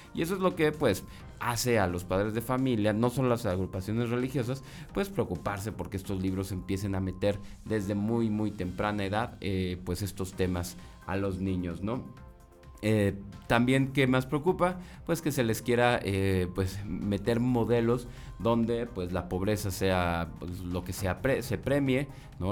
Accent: Coahuila, Mexico; la historia de Coahuila, ¿no? O de mi tierra

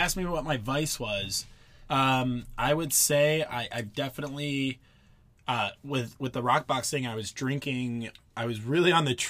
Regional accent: Cleveland, Ohio, United States; moved away as an adult; also born or lived in Pennsylvania / Michigan; now in San Diego, United States; I'm from all around, essentially. I grew up in Cleveland, went to school in Pennsylvania, but then also went to school in Michigan

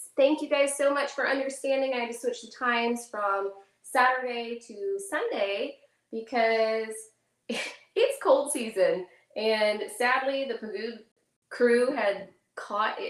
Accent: McKinney, Texas, United States; I am from McKinney, Texas.

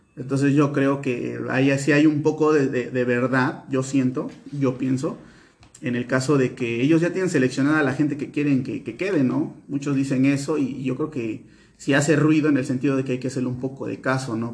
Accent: Veracruz, Mexico; nosotros somos veracruzanos

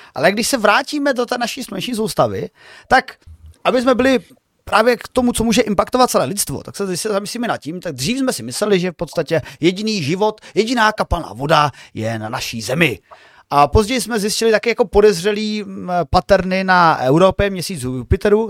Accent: Moravian Slovakia, South Moravian Region, Czechia; já jsem teda ze Slovácka, z hraničních oblastí

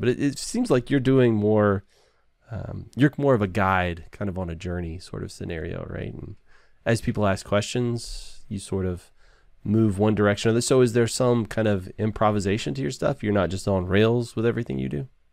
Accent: Texas, United States; I'm from Texas. I live in Texas

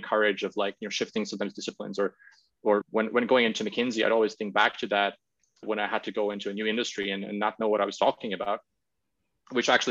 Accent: Latvia; moved away as an adult; also born or lived in Cambridge; back in my home country in Latvia

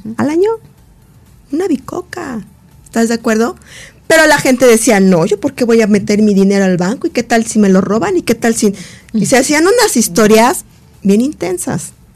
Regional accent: Mexico; como mexicana

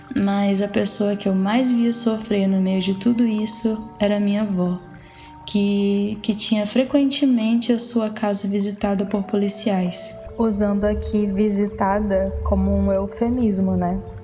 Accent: Aurora do Pará, Pará, Brazil; moved away as an adult; also born or lived in Fortaleza; now in Pelotas, Brazil; eu sou paraense

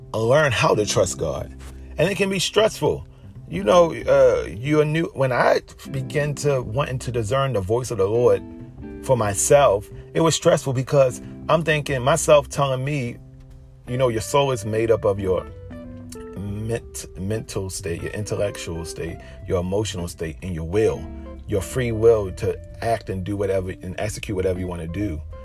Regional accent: Baltimore, Maryland, United States; I grew up in Baltimore City

